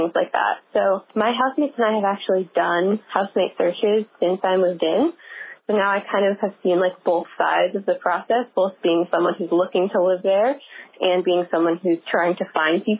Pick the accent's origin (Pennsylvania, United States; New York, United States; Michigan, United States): Michigan, United States; Ann Arbor; my hometown of Ann Arbor, Michigan